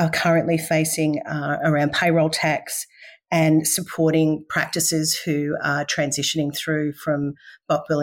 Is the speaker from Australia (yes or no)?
yes; Victoria, Australia; moved away as an adult; now in Mackay, Australia; I originally born and bred in Victoria and so a country girl studying in the city, and now I live in the last 20 years